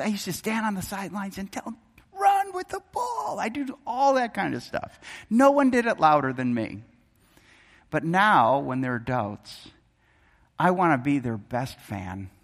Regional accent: Wisconsin, United States; moved away; I grew up in Wisconsin

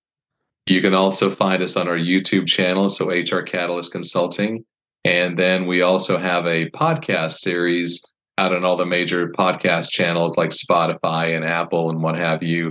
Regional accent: Canada; moved away as an adult; I grew up in Canada. I was there from when I was 7 till I was 19

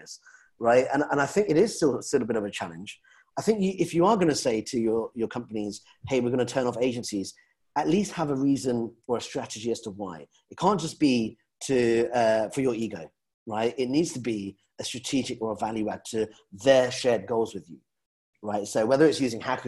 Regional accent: London, United Kingdom; being a Londoner

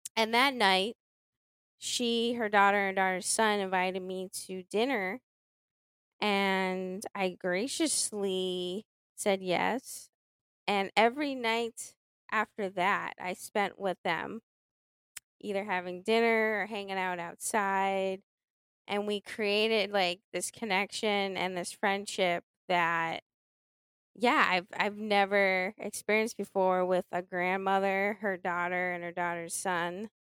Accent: Boston, Massachusetts, United States; I'm from Boston

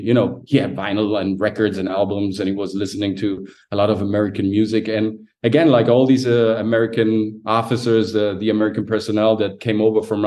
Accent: Germany; also born or lived in Sicily, Italy; My parents back then, they moved from Sicily. They immigrated to Germany to make a better living

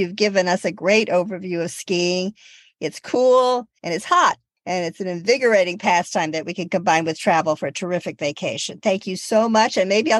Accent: the East, Eastern United States, United States; I grew up in the East. I lived in the East.

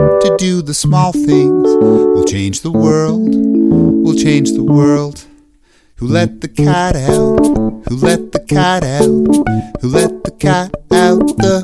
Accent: Hamilton, Ontario, Canada; we're all from Hamilton.

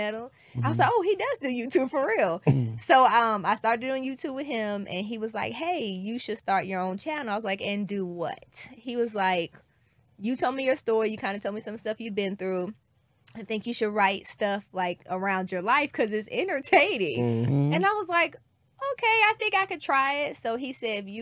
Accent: Decatur, Illinois, United States; moved away; where I am from is still very ghetto. I'm from Illinois, Decatur

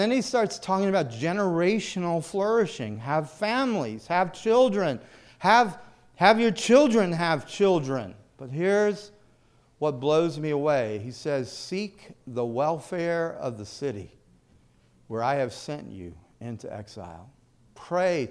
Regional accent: the South, United States; moved away; I grew up in the South

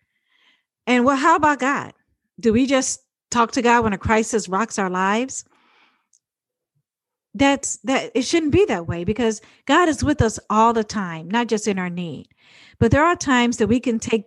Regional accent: United States; I'm an American

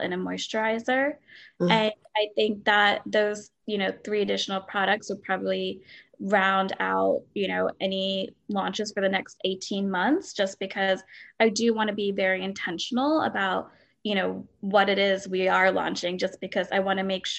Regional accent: Delaware, United States; I grew up in Delaware

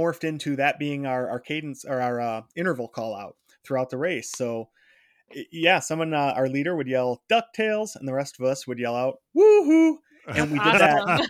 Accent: Detroit, Michigan, United States; So I'm from Detroit and still live right outside of Detroit.

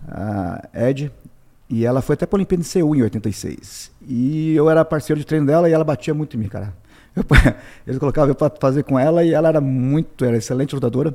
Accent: Curitiba, Paraná, Brazil; moved away as an adult; also born or lived in Conselheiro Mairinck, Paraná / Little Rock, Arkansas / Boston; now in United States; em 77 meu pai mudou para Curitiba. Então nós crescemos praticamente em Curitiba

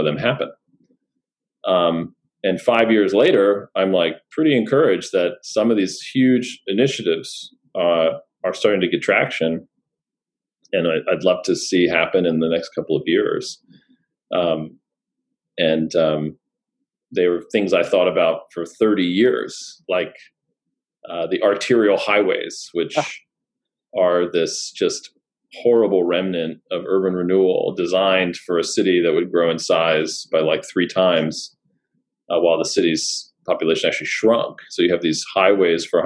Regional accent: Poughkeepsie, New York, United States; moved away; I'm a proud Poughkeepsie, not resident, but a former Poughkeepsie resident. Grew up there, went to high school there, middle school there. Still call it my hometown.

